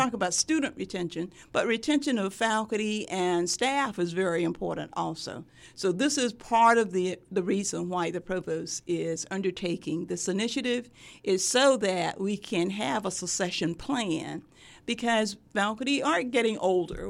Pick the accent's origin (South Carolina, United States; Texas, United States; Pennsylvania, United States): South Carolina, United States; Sumter; moved away as an adult; also born or lived in Durham, North Carolina; now in Norfolk, United States; my hometown is Sumter, South Carolina.